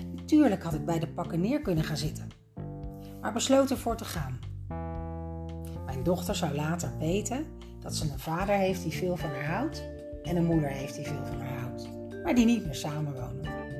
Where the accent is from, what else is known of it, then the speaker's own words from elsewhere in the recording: Leiden, South Holland, Netherlands; Samen met mijn dochter van 1 betrok ik een appartement in Leiden, mijn geboortestad